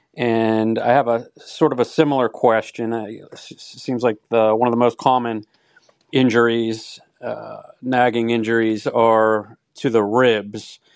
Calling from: United States; I'm calling from the United States

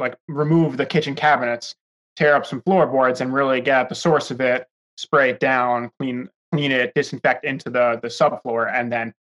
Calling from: New York, United States; I am calling in from New York

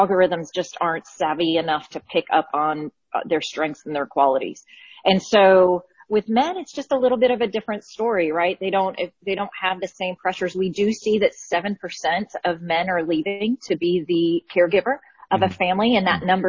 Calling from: Birmingham, Alabama, United States; Birmingham, Alabama. So we're just getting the storm in, but nothing bad.

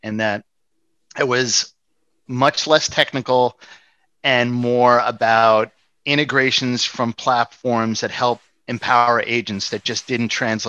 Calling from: New York City, New York, United States; New York City.

